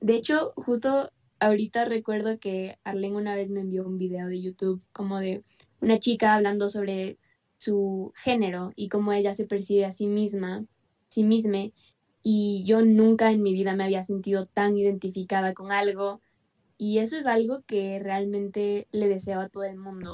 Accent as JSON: {"language": "Spanish", "town": "Quito", "region": "Pichincha", "country": "Ecuador", "said": "Soy de Quito, Ecuador"}